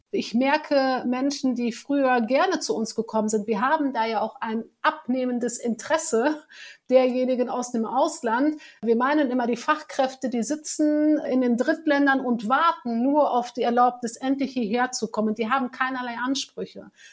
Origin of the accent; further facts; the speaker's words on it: Germany; bin deutsch, ich bin hier geboren, ich bin auch marokkanisch